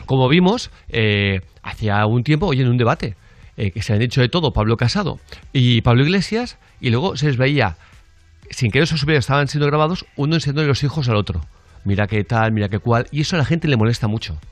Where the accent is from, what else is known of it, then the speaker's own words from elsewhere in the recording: Spain; yo soy de España